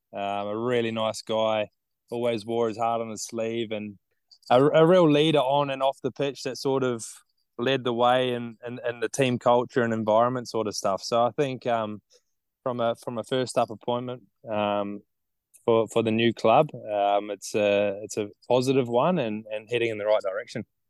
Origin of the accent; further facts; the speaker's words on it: Nelson, New Zealand; moved away as an adult; now in Townsville, Australia; I grew up in Nelson.